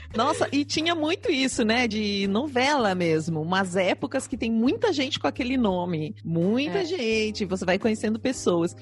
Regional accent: South Region, Brazil; accent: sotaque do sul; veio até meu sotaque do sul

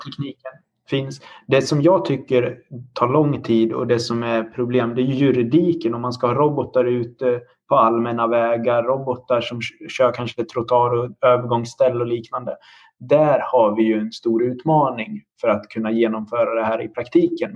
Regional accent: Dalarna County, Sweden; now in Linköping, Sweden; Jag är också uppvuxen på landsbygden i Dalarna

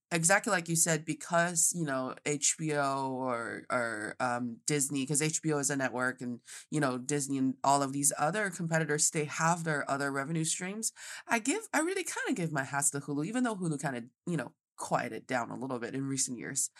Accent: Northeast China, China; now in Beijing, China; I am from the northeast part of China, and I am speaking to everybody today from Beijing, China.

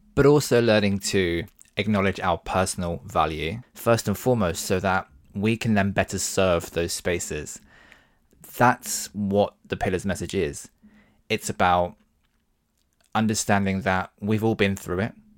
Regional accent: Devon, South West England, United Kingdom; now in London, United Kingdom; I'm actually from Devon. Um, and when I grew up in Devon, it was the nineties

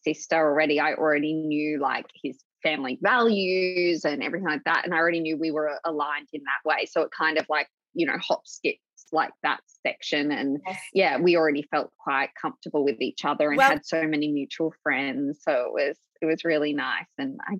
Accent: Gold Coast, Queensland, Australia; moved away as an adult; also born or lived in Los Angeles / London; now in Sydney, Australia; I live in Sydney. I'm from the Gold Coast originally, but I've been here for, gosh, probably maybe 7 years now. And prior to that, I was living in LA and London kind of between.

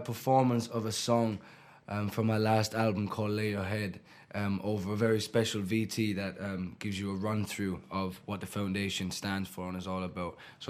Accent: Ireland; moved away; also born or lived in Stoke Newington, London; I was born in Stoke Newington, born in Homerton Hospital in Stoke Newington. My mum's side of the family are all from Hackney. And was raised in Ireland.

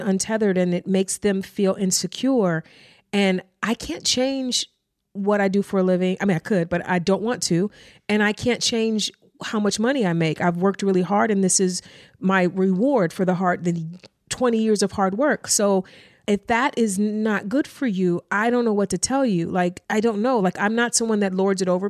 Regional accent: East Cleveland, Ohio, United States; I grew up in East Cleveland. I grew up not with a lot

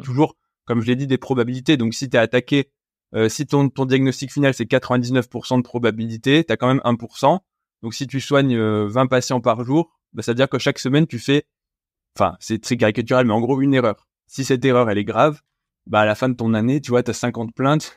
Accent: France; je suis français

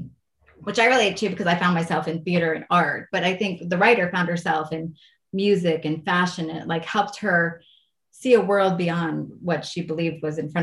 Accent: Westchester, New York, United States; growing up in Westchester, New York

